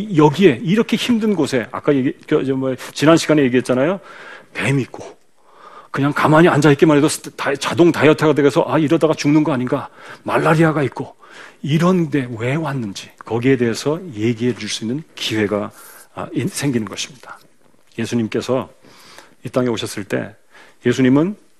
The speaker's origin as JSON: {"language": "Korean", "country": "South Korea", "said": "한국 사람이니까"}